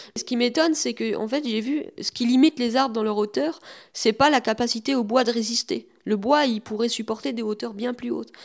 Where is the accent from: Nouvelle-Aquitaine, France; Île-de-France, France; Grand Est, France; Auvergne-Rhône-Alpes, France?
Grand Est, France; Rombas; also born or lived in Metz; Je suis né à Metz, mais j'ai vécu depuis tout petit à Romba